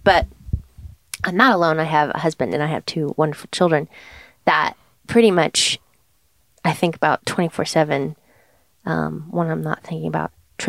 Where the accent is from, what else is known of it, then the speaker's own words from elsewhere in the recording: Germany; also born or lived in Portugal; now in United States; But for me, I loved growing up in Germany and I loved living on an island, you know, off the coast of Portugal. And then I came here.